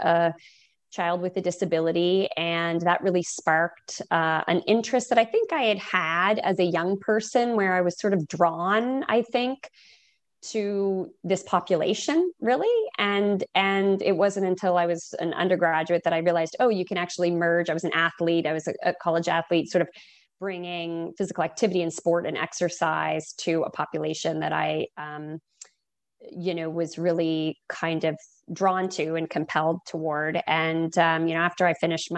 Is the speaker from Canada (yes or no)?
yes; East Coast, Canada; moved away as an adult; also born or lived in Oregon / Massachusetts; now in Boston, United States; I'm a Canadian, and so East Coast, and went across to Oregon